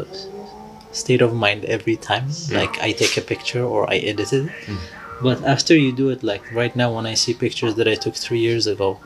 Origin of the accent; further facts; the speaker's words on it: Yemen; I'm from Yemen.